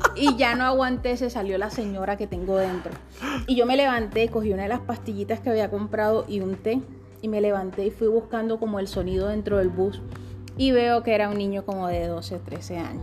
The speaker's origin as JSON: {"language": "Spanish", "region": "Magdalena", "country": "Colombia", "tie": "born or raised there", "also_born_or_lived": "Mompox, Bolívar", "said": "yo soy del Pital Magdalena"}